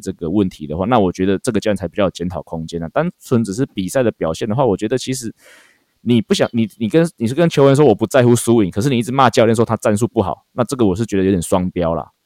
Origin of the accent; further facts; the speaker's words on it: Taiwan; 我们台湾人从小的这个，棒球文化